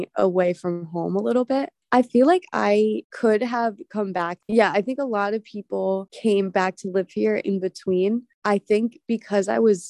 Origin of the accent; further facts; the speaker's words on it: Bergen County, New Jersey, United States; moved away as an adult; now in New York, United States; I'm originally from Bergen County, New Jersey. It's pretty suburban, but it's really close to the city. And I lived with my family